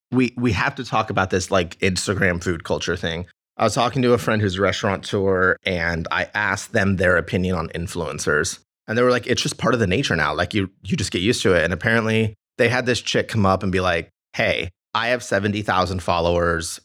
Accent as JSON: {"language": "English", "town": "Big Bear", "region": "California", "country": "United States", "tie": "born or raised there", "moved": "yes", "said": "I grew up in Big Bear"}